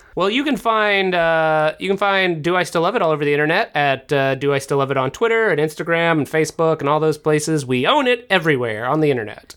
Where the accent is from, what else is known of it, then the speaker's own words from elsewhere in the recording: the South, United States; I was brought up in the South.